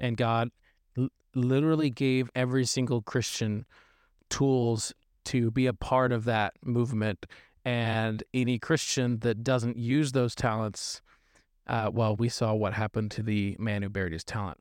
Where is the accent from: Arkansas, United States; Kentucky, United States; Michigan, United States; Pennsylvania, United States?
Arkansas, United States; moved away as an adult; now in California, United States; originally from Arkansas